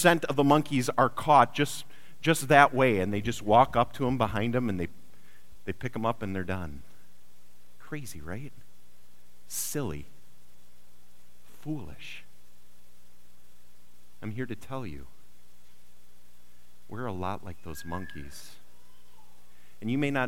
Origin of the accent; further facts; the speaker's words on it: Wisconsin, United States; I grew up in Wisconsin